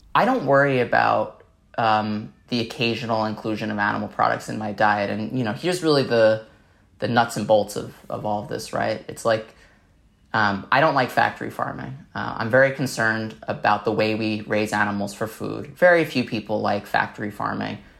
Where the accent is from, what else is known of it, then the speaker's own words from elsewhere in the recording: New York City, New York, United States; I grew up in Staten Island, New York